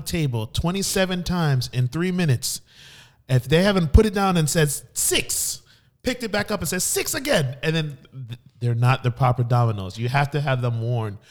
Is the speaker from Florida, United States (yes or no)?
yes; Miami, Florida, United States; also born or lived in New Jersey; I grew up in Miami for most of my life, and growing up in, in Miami-Dade County, shout out to three oh five